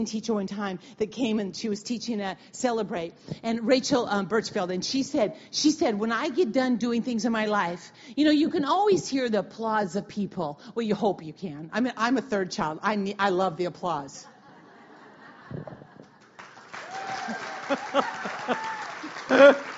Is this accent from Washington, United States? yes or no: yes; Wenatchee, Washington, United States; I'm from Wenatchee